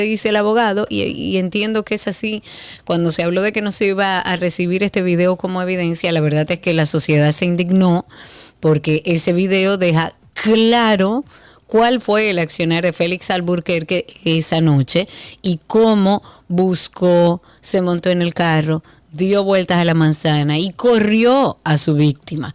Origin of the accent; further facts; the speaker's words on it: Dominican Republic; nosotros como dominicanos